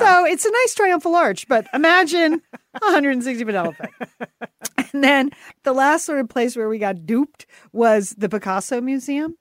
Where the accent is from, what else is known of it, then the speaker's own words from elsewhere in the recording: United States; we're Americans